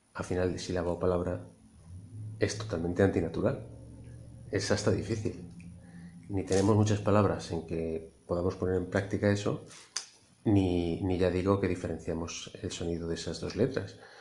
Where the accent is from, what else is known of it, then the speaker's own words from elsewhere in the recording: Madrid, Community of Madrid, Spain; also born or lived in Lleida / Barcelona; now in Castellón, Spain; yo soy madrileño, pero he vivido siete años en Cataluña